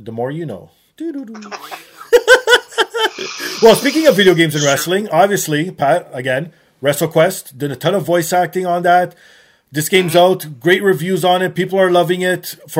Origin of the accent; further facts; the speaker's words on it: Toronto, Ontario, Canada; I am from Toronto